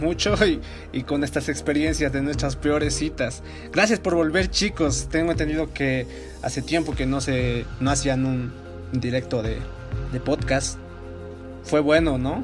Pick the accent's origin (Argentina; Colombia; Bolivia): Bolivia; La Paz; de mi ciudad, ¿no? De La Paz, Bolivia